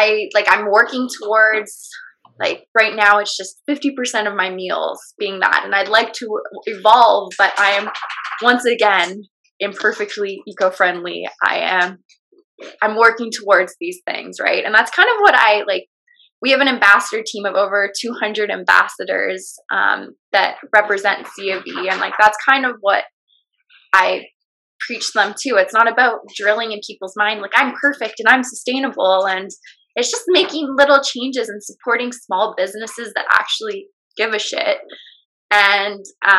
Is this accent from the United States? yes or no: no; British Columbia, Canada; just growing up on Vancouver Island, we're kind of like deemed as a bunch of hippies.